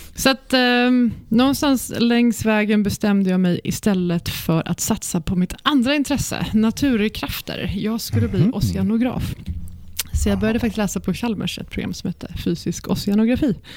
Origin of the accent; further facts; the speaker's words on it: Växjö, Kronoberg County, Sweden; moved away; also born or lived in Stockholm; jag är uppväxt i Växjö i Småland. Mm. Född i Stockholm men uppväxt i Växjö.